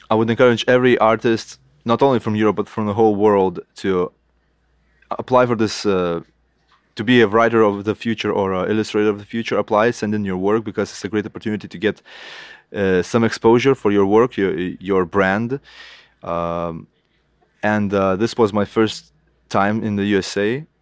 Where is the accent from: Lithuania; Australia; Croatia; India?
Lithuania; first language Lithuanian; English is a second language; I could say some words in my in my mother tongue, Lithuanian, to all the artists out there in Lithuania